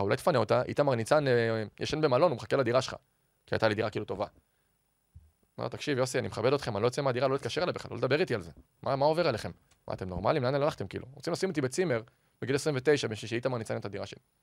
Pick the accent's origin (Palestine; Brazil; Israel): Israel; Ramat HaSharon, Tel Aviv District; זה הבית שלי, גדלתי שם גם כילד בעיר